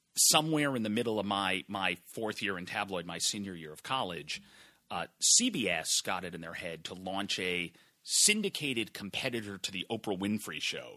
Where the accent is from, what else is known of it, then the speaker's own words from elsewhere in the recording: Massachusetts, United States; moved away as an adult; I grew up in Massachusetts